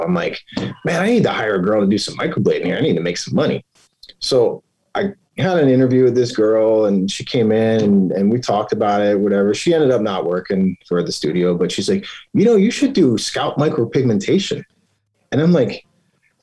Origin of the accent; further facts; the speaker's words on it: St. Petersburg, Florida, United States; moved away as an adult; also born or lived in Miami / Japan; now in Vancouver, Canada; I was born in St. Pete, Florida, right next to Tampa